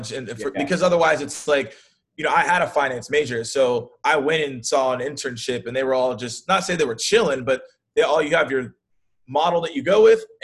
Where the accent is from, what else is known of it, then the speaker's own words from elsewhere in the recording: Atlanta, Georgia, United States; also born or lived in Auburn, Alabama; born and raised out of Atlanta, Georgia.